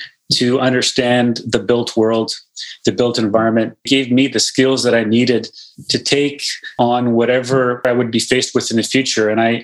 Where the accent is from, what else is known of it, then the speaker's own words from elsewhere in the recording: Winnipeg, Manitoba, Canada; moved away as an adult; now in Northern Canada; I grew up in Winnipeg, I grew up in Manitoba